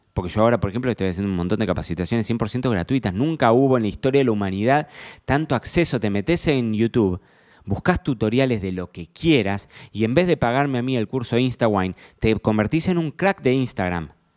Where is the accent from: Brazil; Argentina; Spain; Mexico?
Argentina; Carlos Casares, Buenos Aires Province; Yo me crié en Casares. Casares es un pueblo de 15.000 habitantes.